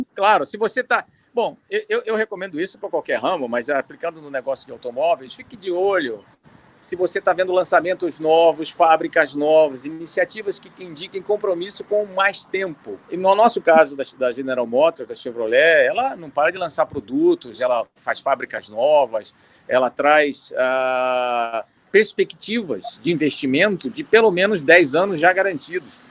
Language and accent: Portuguese; Rio de Janeiro, Brazil; a gente é do Rio, a gente é carioca